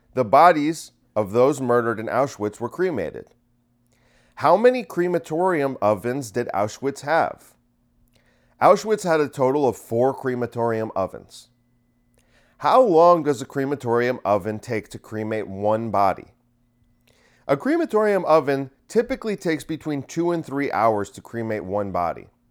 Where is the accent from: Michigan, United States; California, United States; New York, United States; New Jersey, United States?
New Jersey, United States; Bergen County; I grew up in Bergen County.